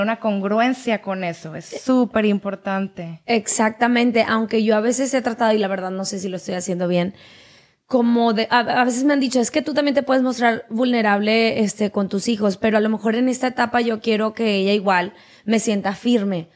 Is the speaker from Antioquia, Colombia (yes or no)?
no; Barranquilla, Atlántico, Colombia; moved away as an adult; now in Monterrey, Mexico; soy barranquillera